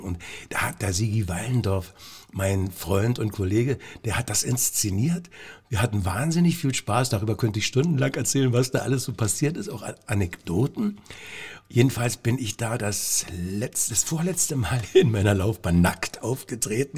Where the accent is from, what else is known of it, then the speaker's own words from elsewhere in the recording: Lieberose, Brandenburg, Germany; also born or lived in Cottbus; ich komme aus Liberose